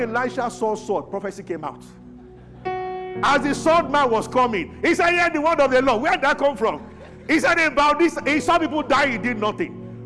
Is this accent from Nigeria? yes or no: yes; Abuja, Federal Capital Territory, Nigeria; when I was growing up in Abuja